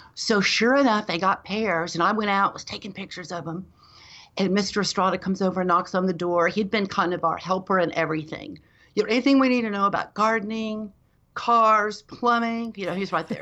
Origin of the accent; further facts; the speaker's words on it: Dallas, Texas, United States; now in Austin, United States; I grew up in Dallas, Texas, in North Dallas